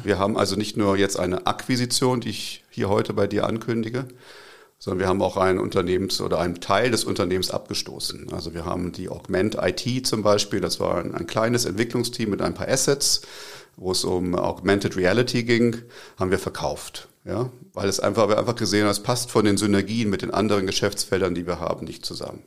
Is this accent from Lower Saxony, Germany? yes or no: yes; Braunschweig, Lower Saxony, Germany; also born or lived in Tübingen area / Zurich; now in Tübingen, Germany; Ich komme aus Braunschweig ursprünglich. Braunschweig ist eine Stadt in Norddeutschland, wo so ziemlich das höchste Hochdeutsch äh, gesprochen wird.